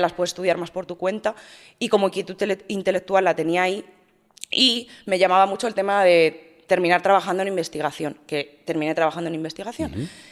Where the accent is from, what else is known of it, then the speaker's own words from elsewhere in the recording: Madrid, Community of Madrid, Spain; moved away as an adult; also born or lived in Valencia; now in Andorra; Soy nacida en Madrid, eh, he vivido en Madrid hasta los treinta